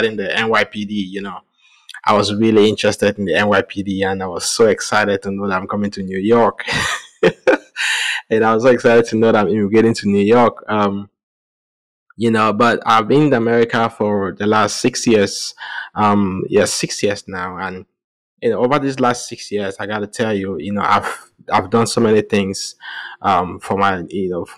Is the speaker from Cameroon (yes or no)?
yes; Cameroon; moved away as an adult; now in United States; I'm originally from Cameroon. I was born and bred in Cameroon.